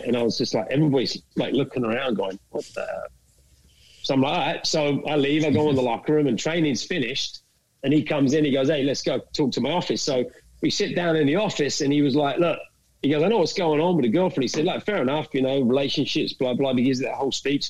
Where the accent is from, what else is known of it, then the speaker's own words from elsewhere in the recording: London, United Kingdom; moved away as an adult; also born or lived in Dallas, United States; now in Kansas, United States; I'm, from England originally. I grew up in London